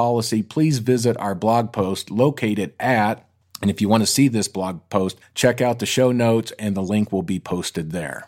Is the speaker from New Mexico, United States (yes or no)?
no; Colorado, United States; we're in New York City, and obviously I'm from Colorado